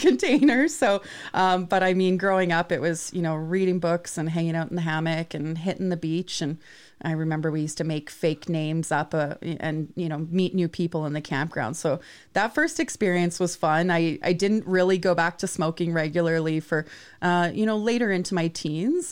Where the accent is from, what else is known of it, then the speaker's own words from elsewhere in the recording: Vancouver Island, British Columbia, Canada; I grew up on Vancouver Island